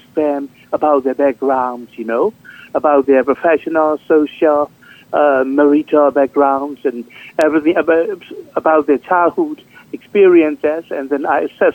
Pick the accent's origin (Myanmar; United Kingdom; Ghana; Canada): Myanmar; moved away as an adult; also born or lived in Thailand; now in New York, United States; I was born and raised in Burma.